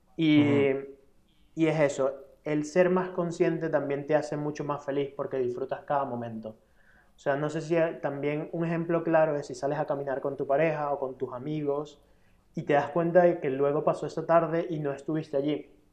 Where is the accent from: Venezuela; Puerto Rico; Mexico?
Venezuela; now in Spain; yo soy extranjero, vengo de Venezuela